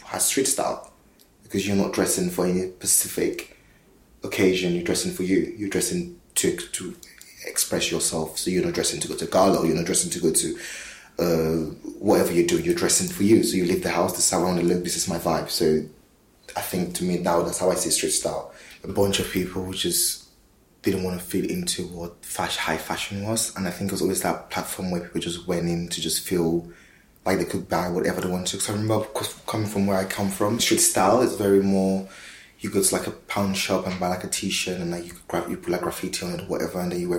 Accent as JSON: {"language": "English", "country": "Cameroon", "moved": "yes", "lives_now": "London, United Kingdom", "said": "I'm from Cameroon"}